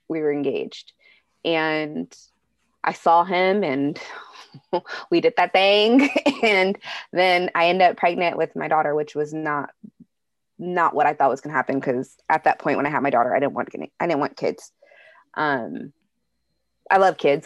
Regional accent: Bay Area, California, United States; moved away; I'm from the Bay Area, and I had to move to Southern California with family

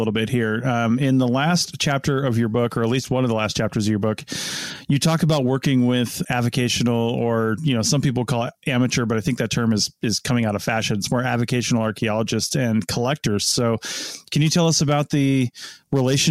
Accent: the West, United States; moved away; I grew up in the West

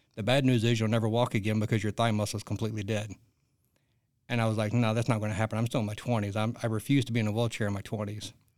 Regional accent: Arkansas, United States; I grew up in the, in the sticks in Arkansas

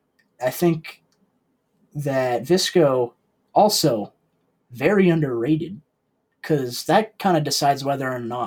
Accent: New England, United States; Yeah, we're from New England in the Northeast area.

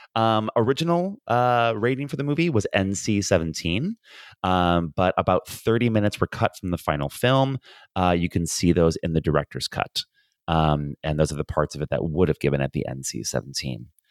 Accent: United States; moved away as an adult; now in Ireland; I'm an American

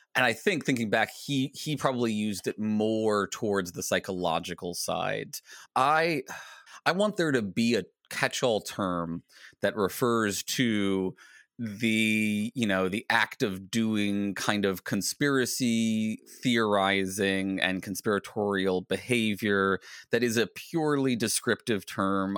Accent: Virginia, United States; I grew up in Virginia

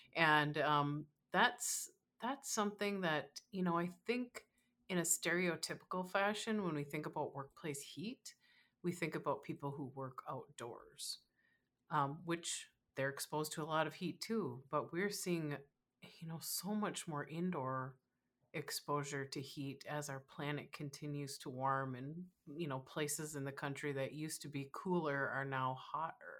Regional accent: Minnesota, United States; I live in Minnesota

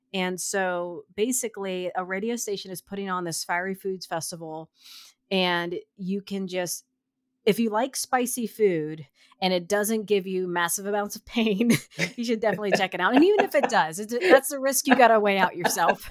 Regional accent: Canton, Ohio, United States; I'm, I'm from Canton

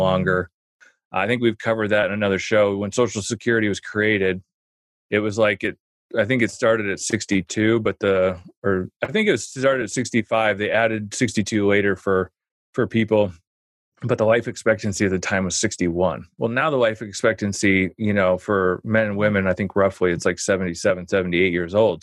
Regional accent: Omaha, Nebraska, United States; I grew up in Omaha

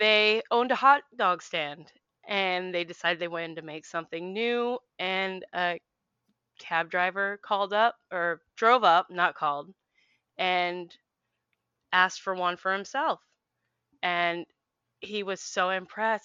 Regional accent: Philadelphia, Pennsylvania, United States; moved away; I am from Philly originally

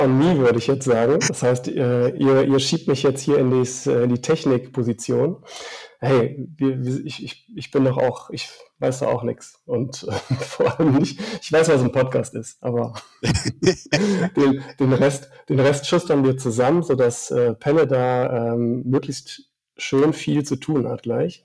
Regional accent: Upper Palatinate, Bavaria, Germany; meine Heimat, die Oberpfalz, ist natürlich bergisch und ich fühle mich da auch einfach wohl

